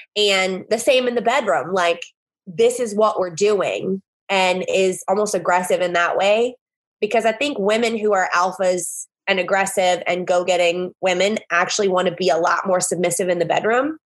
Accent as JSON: {"language": "English", "region": "the South", "country": "United States", "lives_now": "New Orleans, United States", "said": "I'm from the South"}